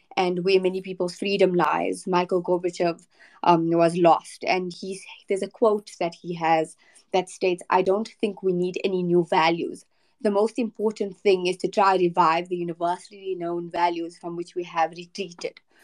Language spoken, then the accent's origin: English; South Africa; I am from South Africa